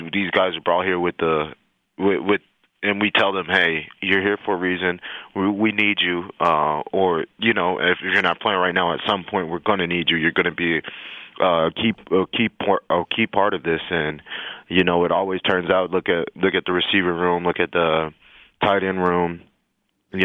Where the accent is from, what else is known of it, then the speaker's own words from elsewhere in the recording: El Paso, Texas, United States; moved away; I'm from El Paso, Texas, so I had a lot of family and friends and college teammates there as well